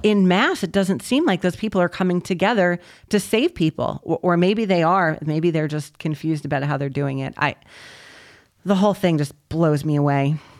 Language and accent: English; New York, United States; New Yorkers are known, eh, because we are them